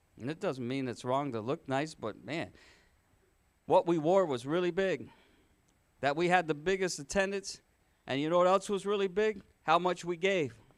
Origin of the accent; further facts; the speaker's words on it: Michigan, United States; the church where I grew up in Michigan